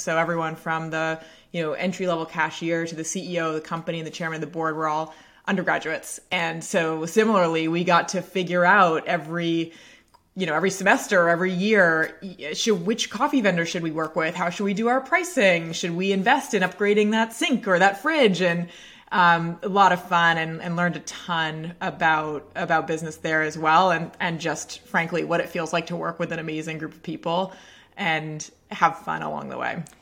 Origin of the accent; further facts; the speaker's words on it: Portland, Maine, United States; I grew up in Portland, Maine, uh, town just north of Portland, Maine. and, uh, had spent my whole life, uh, basically on the same street.